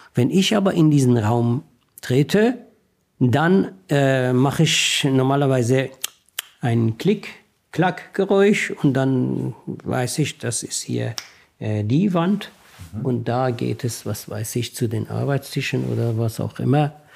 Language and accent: German; Iran; German is a second language; moved away as an adult; now in Germany; Ich bin, ich bin ein, ein Mensch mit deutschen Stärken und iranischen Schwächen